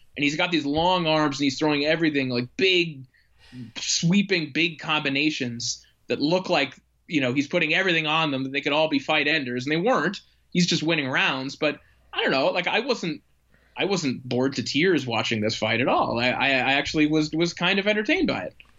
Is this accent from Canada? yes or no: yes; Canada; I am a Canadian who lives in Canada